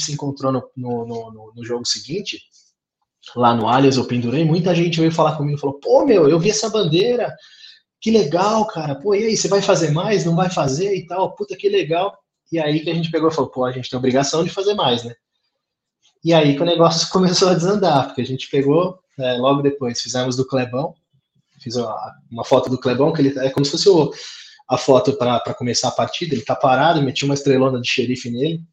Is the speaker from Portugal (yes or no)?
no; Santo André, São Paulo, Brazil; Sou de Santo André